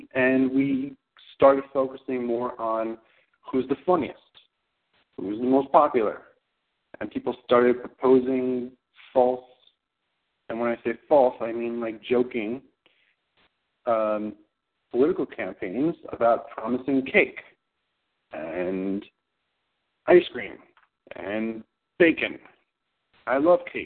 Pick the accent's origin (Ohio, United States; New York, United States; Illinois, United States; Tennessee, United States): New York, United States; New York City; I grew up in Queens